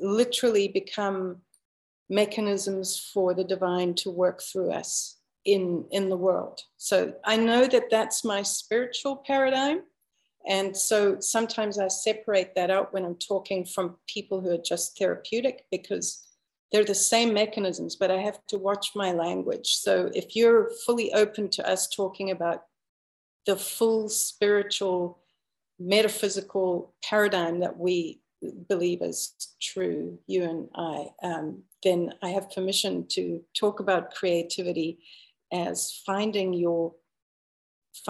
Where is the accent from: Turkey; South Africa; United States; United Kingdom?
South Africa; moved away as an adult; now in Canada; I was born and raised in Africa for 30 years. And so I only immigrated to Canada when I was 28.